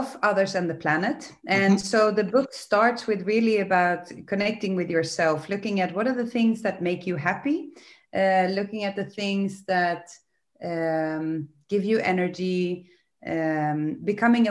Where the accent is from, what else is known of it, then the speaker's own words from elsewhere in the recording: Sweden; also born or lived in England / United States; now in Netherlands; I'm originally from Sweden, but I've lived abroad in England and in the US, and lived since almost 18 years here in Holland